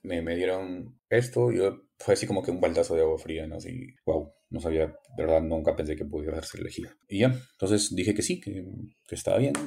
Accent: Frías, Piura, Peru; moved away as an adult; trabajar con mi pueblo, con mi gente, con las personas que me habían visto crecer, regresar a la casa donde, donde vivía

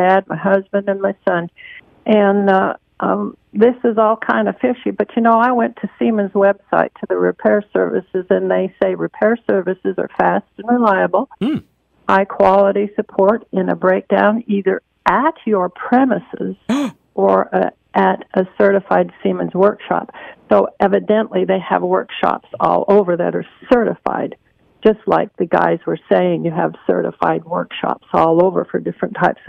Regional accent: Lincoln, Nebraska, United States; now in Charlotte, United States; I'm from Lincoln, Nebraska. I moved here

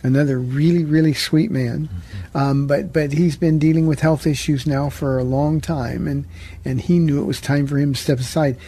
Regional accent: Iowa, United States; now in San Antonio, United States; I'm a white guy from Iowa

